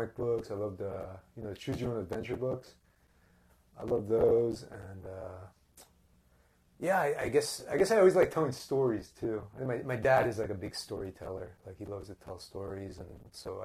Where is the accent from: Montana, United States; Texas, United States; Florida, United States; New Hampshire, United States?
Florida, United States; Key Biscayne; born or raised there; also born or lived in Evanston, Illinois / Tallahassee, Florida